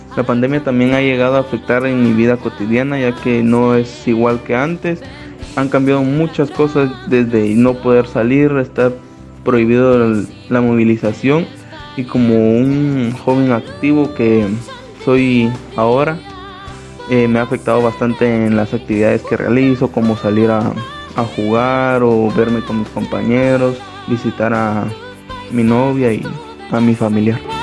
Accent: Guatemala

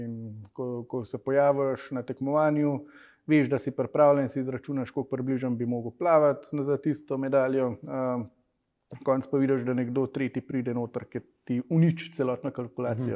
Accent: Slovenia; si iz Slovenije

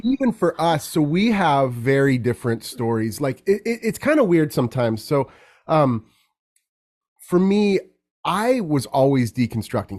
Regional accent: Carmel, California, United States; born and raised in California. I grew up in a very unique place called Carmel

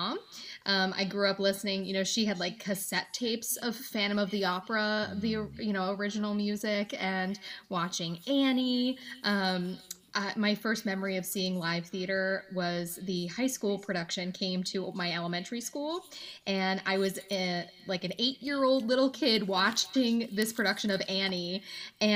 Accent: Philadelphia, Pennsylvania, United States; I am a Philadelphia native

